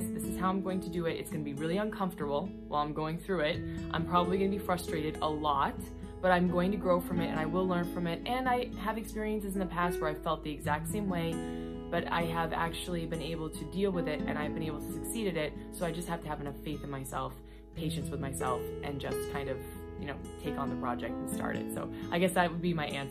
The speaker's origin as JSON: {"language": "English", "country": "United States", "said": "being an American like myself"}